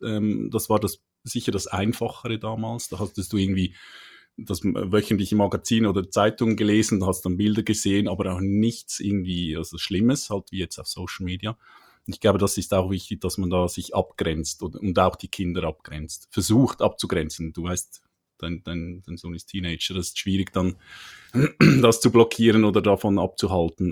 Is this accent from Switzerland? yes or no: yes; Switzerland; accent: Swiss; komme aus der Schweiz, wie man hört.